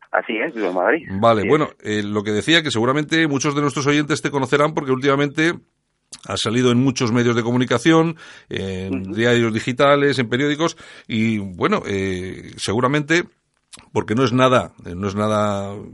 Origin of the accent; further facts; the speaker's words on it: Cameroon; moved away as an adult; now in Spain; Así es, soy camerunés.